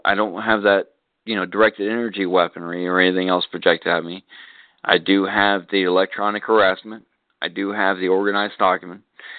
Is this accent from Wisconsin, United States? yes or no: no; Texas, United States; Obviously, I'm here. I'm in Florida. I'm from Texas.